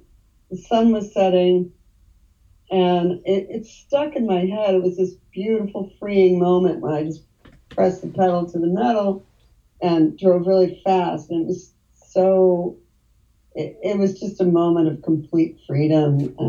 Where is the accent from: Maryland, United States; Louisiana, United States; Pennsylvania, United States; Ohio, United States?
Ohio, United States; I'm from Ohio.